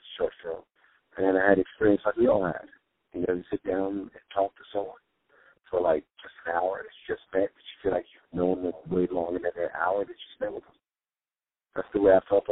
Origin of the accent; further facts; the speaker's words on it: New York, United States; growing up in New York and being, you know, an all-city basketball player